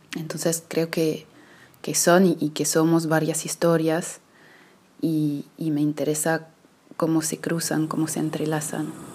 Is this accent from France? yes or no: yes; Paris, Île-de-France, France; yo crecí en París